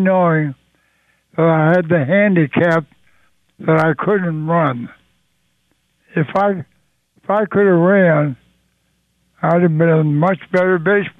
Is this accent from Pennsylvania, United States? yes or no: yes; Swissvale, Pennsylvania, United States; I spent so much time as a youngster growing up on the playgrounds in Swissville, my hometown.